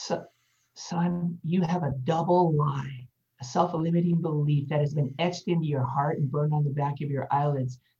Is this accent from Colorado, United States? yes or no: yes; Denver, Colorado, United States; moved away as an adult; now in Texas, United States; I was born in Denver, Colorado.